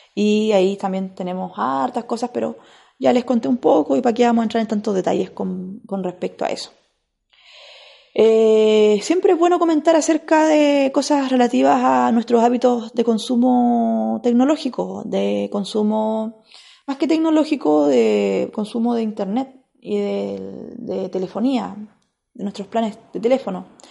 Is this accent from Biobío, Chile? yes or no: yes; Biobío, Chile; allá en la región del Biobío, que fue la región donde yo nací